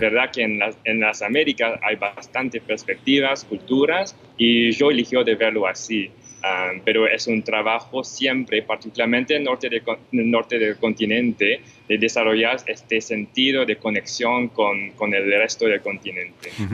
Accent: Montreal, Quebec, Canada; yo nací afortunadamente en Montreal. Entonces personalmente no conocí la guerra, pero crecí con todas las historias de, mis padres

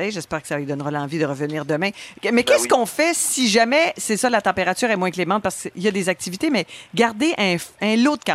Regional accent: Quebec City, Quebec, Canada; Je viens de Québec.

